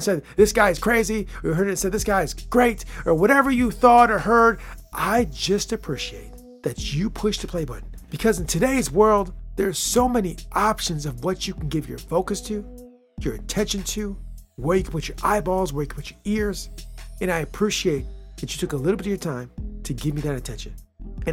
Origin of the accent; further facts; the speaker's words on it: United States; My home country, my homeland, America